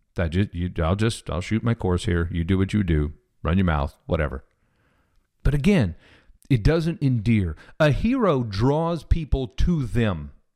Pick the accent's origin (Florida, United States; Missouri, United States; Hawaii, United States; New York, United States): Missouri, United States; Kansas City; I grew up in Kansas City, Missouri.